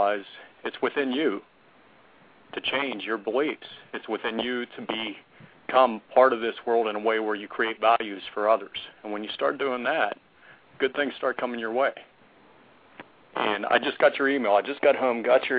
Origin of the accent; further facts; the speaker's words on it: Pittsburgh, Pennsylvania, United States; I'm from Pittsburgh, Pennsylvania